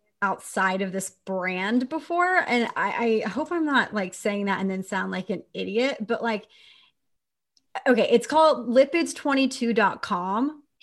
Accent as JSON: {"language": "English", "region": "Texas", "country": "United States", "tie": "born or raised there", "said": "And I say this as a Texan, I grew up in Texas."}